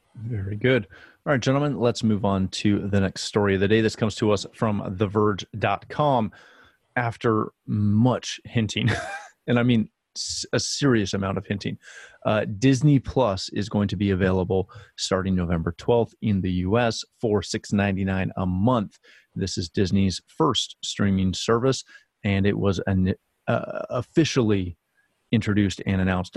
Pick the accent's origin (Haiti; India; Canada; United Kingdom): Canada; myself being a Canadian guy